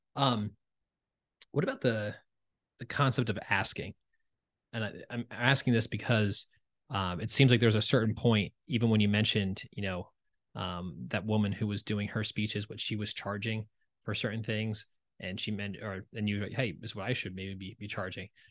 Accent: New Jersey, United States; I'm from Jersey

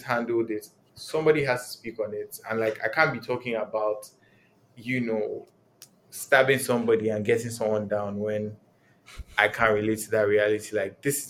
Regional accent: Nigeria; I'm Nigerian.

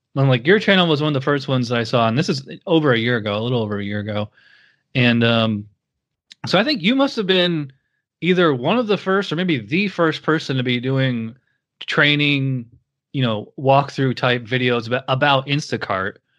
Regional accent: Schenectady, New York, United States; I'm from Schenectady, so I'm right on the other side of the line

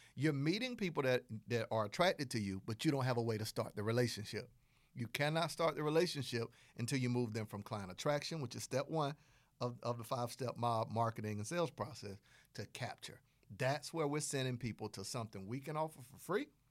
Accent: Southern United States, United States; accent: Southern; my Southern accent

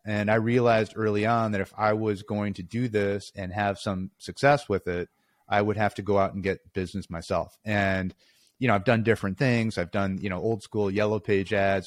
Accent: Chicago, Illinois, United States; also born or lived in Pennsylvania; born and raised in Chicago

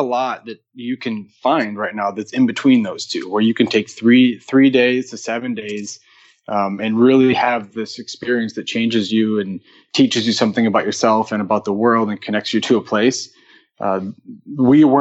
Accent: southern Wisconsin, United States; moved away as an adult; now in Chicago, United States; I grew up in the country in southern Wisconsin on a farm

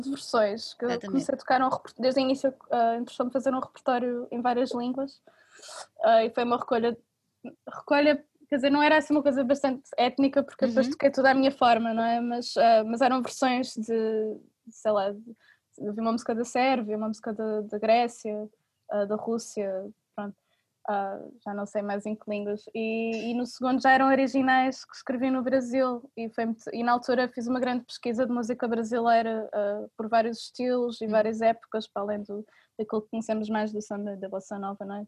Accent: Portugal; eu sou portuguesa

